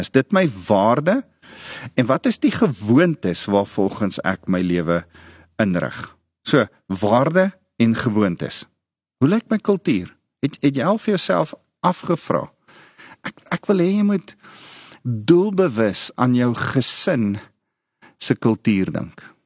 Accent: South Africa; Ek's 'n Afrikaner

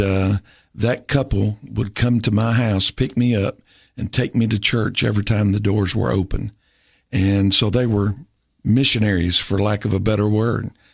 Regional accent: Rome, Tennessee, United States; also born or lived in Carthage, Tennessee; I grew up in Rome Baptist Church in Rome, Tennessee

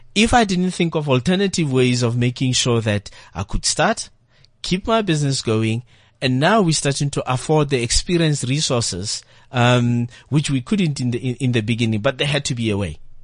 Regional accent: South Africa

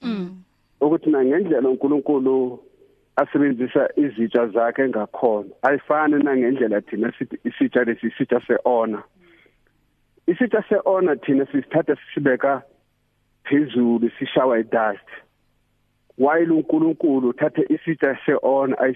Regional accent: Mozambique; moved away; ekhaya le eMozambique

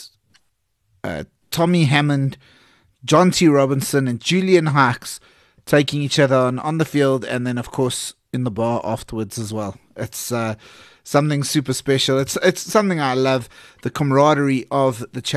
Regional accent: South Africa; I'm South African.

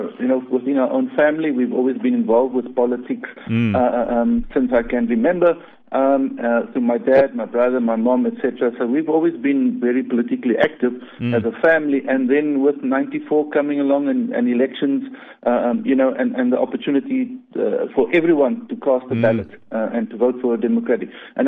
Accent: Uitenhage, Eastern Cape, South Africa; moved away as an adult; now in Cape Town, South Africa; I'm not originally from Cape Town. I'm born and bred in Uitenhage in the Eastern Cape.

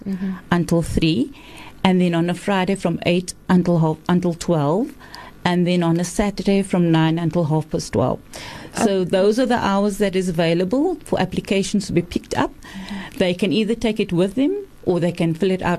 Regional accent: Cape Town, Western Cape, South Africa; I'm from Cape Town.

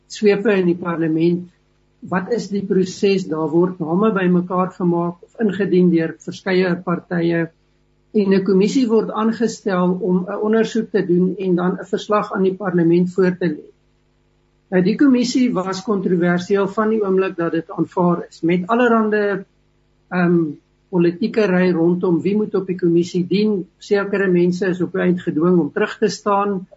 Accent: South Africa

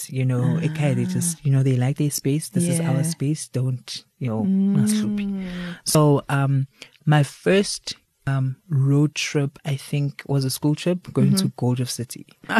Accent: Daveyton, Gauteng, South Africa; also born or lived in Johannesburg; So I am an East Rand born and bred and buttered child.

